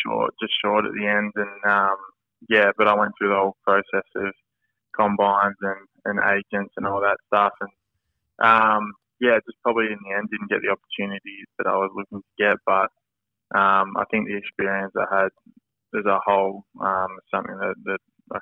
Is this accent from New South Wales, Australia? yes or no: no; Ballarat, Victoria, Australia; I'm actually a Ballarat boy. So I grew up in grew up on a farm about 10 minutes. Well, not really, a small hobby farm about 10 minutes out of Ballarat.